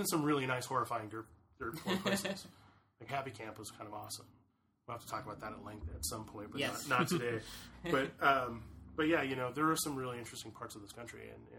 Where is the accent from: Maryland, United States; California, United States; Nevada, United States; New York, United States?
Nevada, United States; Las Vegas; moved away; also born or lived in Los Angeles / Orange County; I grew up in Vegas, and I consider Las Vegas and LA my hometowns. And I grew up in parts of Orange County when I was younger.